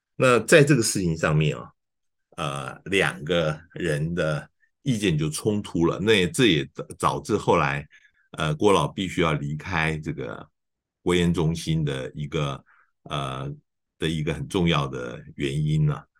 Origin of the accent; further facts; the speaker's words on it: Taiwan; 我们是台湾的人